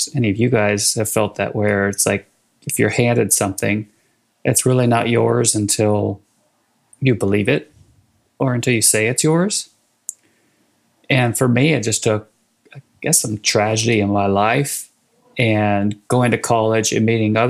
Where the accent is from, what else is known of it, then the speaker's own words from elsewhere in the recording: Sacramento, California, United States; moved away as an adult; also born or lived in Washington, D.C.; now in Bentonville, United States; I grew up in Northern California in Sacramento